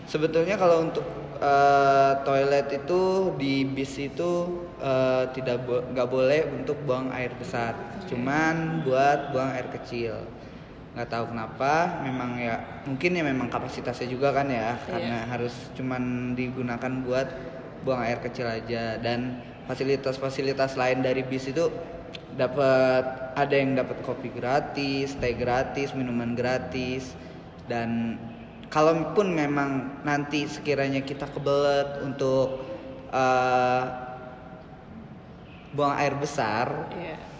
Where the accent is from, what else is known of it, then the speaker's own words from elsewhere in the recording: Bintaro, Banten, Indonesia; Gue dari Bintaro sonoan dikit kan